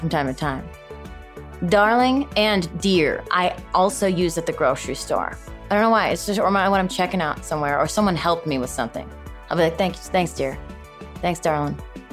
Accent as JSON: {"language": "English", "town": "Chicago", "region": "Illinois", "country": "United States", "moved": "yes", "said": "I'm originally from Chicago"}